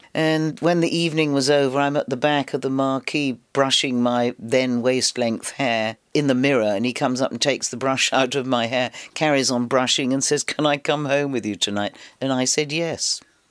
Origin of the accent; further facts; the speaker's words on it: London, United Kingdom; it was a very exciting time to be young and growing up in London.